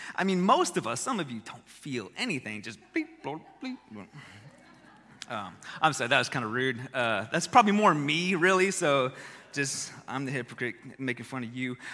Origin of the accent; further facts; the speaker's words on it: Texas, United States; I was born in Texas